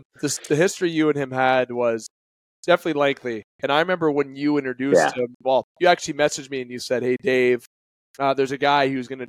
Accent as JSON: {"language": "English", "country": "Canada", "said": "I'm a Canadian, so I'm not going to get into the money side of things"}